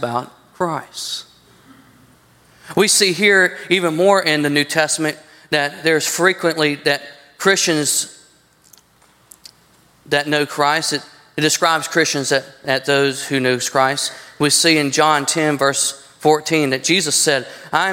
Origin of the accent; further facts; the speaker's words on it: United States; I'm an American. Yes, I'm born in this country